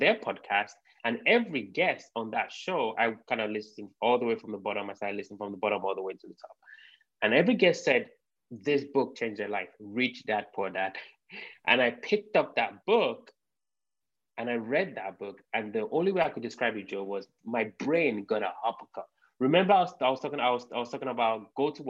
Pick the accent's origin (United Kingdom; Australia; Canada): United Kingdom; London; moved away as an adult; now in United States; I'm from the United Kingdom, from London. I grew up in London. So I moved to the US about 7 years ago.